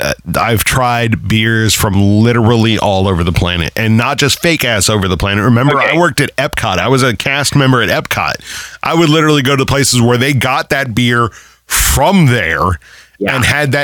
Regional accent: Ireland; Like, and I'm Irish. I should love Guinness, now, right? It's made by us.

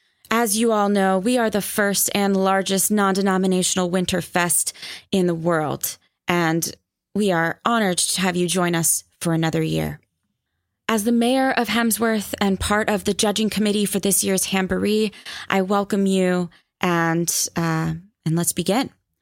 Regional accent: India; I mean, I'll be honest, as an Indian person, like Thai spicy scares me.

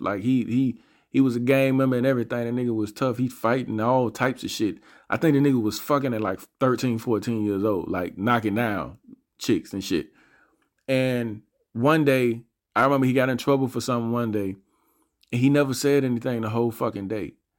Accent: Montgomery, Alabama, United States; I'm from Montgomery, Alabama. I grew up in a part of Montgomery

